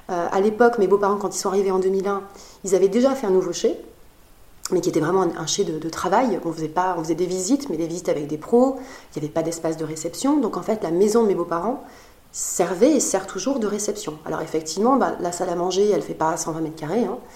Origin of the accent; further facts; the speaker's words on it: Biarritz, Nouvelle-Aquitaine, France; dans mon enfance, j'ai vécu à Biarritz, dans la même rue que la Surfrider Foundation.